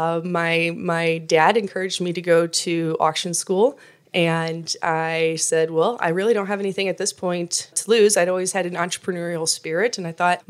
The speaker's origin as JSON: {"language": "English", "region": "northern Iowa", "country": "United States", "tie": "born or raised there", "moved": "as an adult", "lives_now": "Kansas City, United States", "said": "I originally grew up in northern Iowa, grew up in a very small town"}